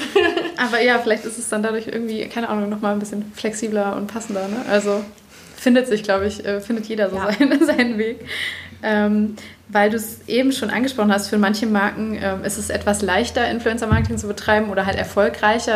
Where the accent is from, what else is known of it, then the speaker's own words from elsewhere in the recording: Cologne, North Rhine-Westphalia, Germany; moved away; also born or lived in Bavaria; ich komme ja hier aus Köln und habe sehr lange in Bayern gewohnt